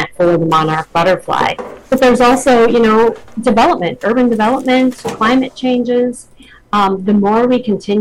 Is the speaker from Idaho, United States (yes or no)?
no; Minnesota, United States; I grew up in Minnesota